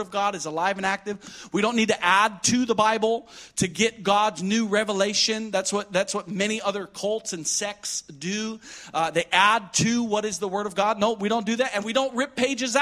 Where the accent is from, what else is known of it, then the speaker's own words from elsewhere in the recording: Midwest, United States; we were raised in the Midwest